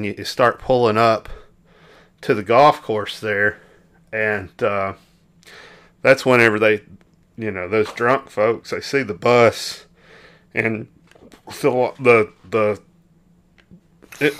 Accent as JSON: {"language": "English", "region": "Arkansas", "country": "United States", "tie": "born or raised there", "said": "growing up in Arkansas"}